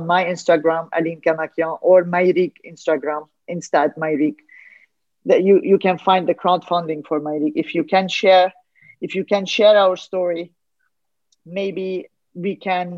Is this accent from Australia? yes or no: no; Lebanon; I'm a Lebanese from Armenian origin